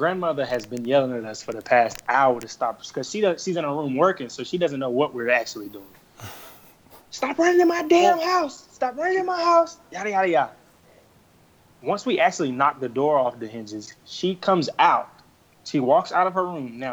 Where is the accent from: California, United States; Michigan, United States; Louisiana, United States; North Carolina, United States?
Louisiana, United States; moved away; I went home. I'm from Louisiana. Went home to Louisiana Thursday.